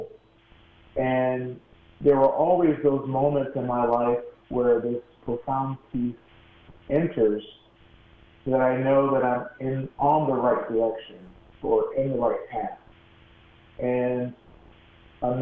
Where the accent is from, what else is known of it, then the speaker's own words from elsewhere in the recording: Phoenix, Arizona, United States; also born or lived in Baltimore, Maryland; now in Chicago, United States; When I was seven, we moved out to Arizona